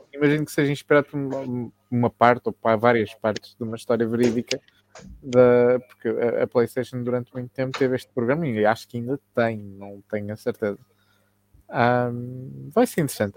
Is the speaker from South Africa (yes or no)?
yes; South Africa; Eu nasci na África do Sul